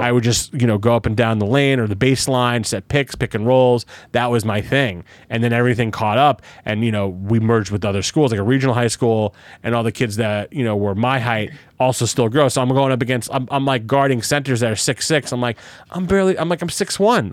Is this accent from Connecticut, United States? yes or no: no; New Jersey, United States; also born or lived in Brooklyn, New York; I moved from Brooklyn, Jersey in fifth grade